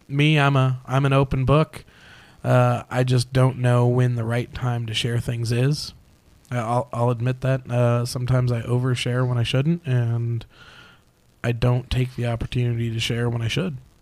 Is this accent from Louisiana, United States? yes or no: no; Phoenix, Arizona, United States; I was born right here in Phoenix.